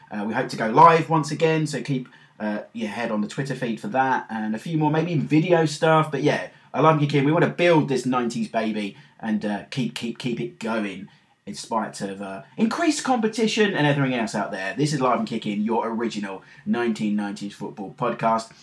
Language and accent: English; London, United Kingdom; accent: London; my London accent